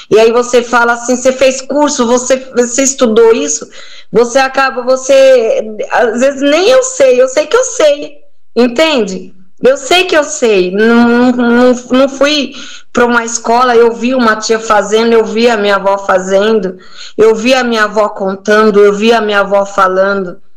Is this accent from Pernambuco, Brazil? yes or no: no; Bahia, Brazil; Olha, eu sou baiana, eu te falei, né?